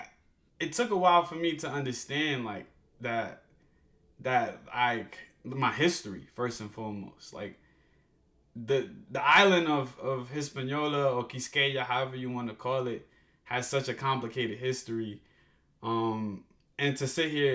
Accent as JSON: {"language": "English", "town": "New York City", "region": "New York", "country": "United States", "tie": "born or raised there", "also_born_or_lived": "Dominican Republic / Washington, D.C.", "accent": "New York", "said": "growing up in East New York, Brooklyn"}